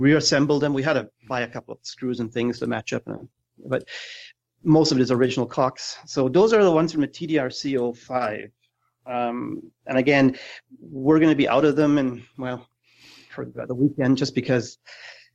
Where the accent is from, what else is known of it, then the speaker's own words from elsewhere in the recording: Germany; moved away; I'm originally from Germany